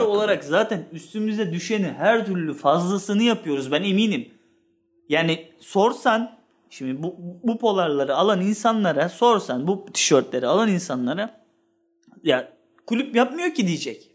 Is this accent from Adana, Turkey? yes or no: no; Sakarya, Turkey; Ve ben ben Sakaryalıyım. Babam da Sakaryalı, onun babası da Sakaryalı